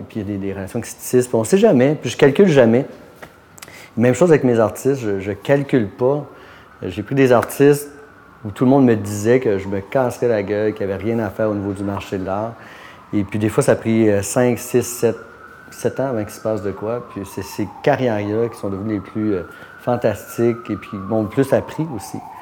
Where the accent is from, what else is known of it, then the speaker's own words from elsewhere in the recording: Quebec, Canada; also born or lived in Montréal-Nord, Montreal; now in Montreal, Canada; je suis né à Montréal-Nord, mais j'ai passé mon enfance dans un petit village.